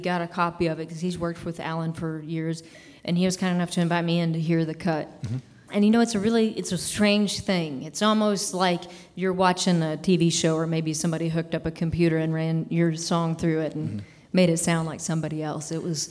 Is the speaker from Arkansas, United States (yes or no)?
yes; Little Rock, Arkansas, United States; born there; Oh, excellent. That's where I was born.